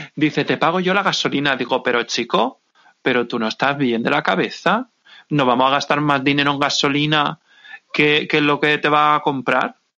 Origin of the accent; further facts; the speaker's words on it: Santa Pola, Valencian Community, Spain; desde mi pueblo, desde Santa Pola